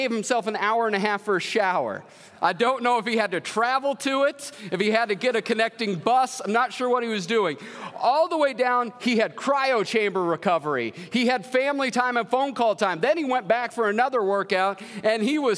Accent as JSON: {"language": "English", "town": "Marshalltown", "region": "Iowa", "country": "United States", "also_born_or_lived": "Yakima, Washington", "moved": "as an adult", "lives_now": "Marshalltown, United States", "said": "I'm actually from Marshalltown, Iowa"}